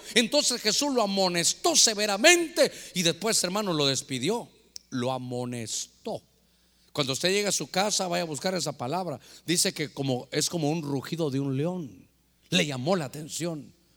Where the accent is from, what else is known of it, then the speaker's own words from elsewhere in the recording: Guatemala; moved away; allá en mi tierra, en Guatemala